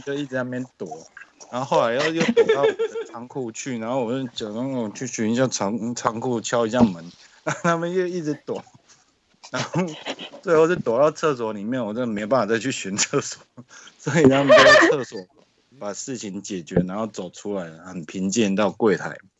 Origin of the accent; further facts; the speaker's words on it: Taiwan; 我来自台湾